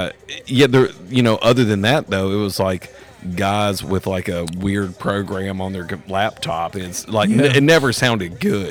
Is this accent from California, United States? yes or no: no; Nashville, Tennessee, United States; me growing up in Nashville in my 40s